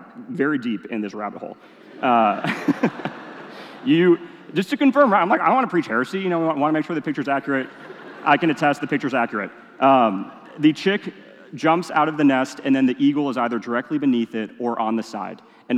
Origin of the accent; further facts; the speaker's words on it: Indonesia; I am a city boy through and through. Yes, I grew up in Indonesia. Even then, it kind of felt like city boy. Weird mix of being in the jungle and living in a big city.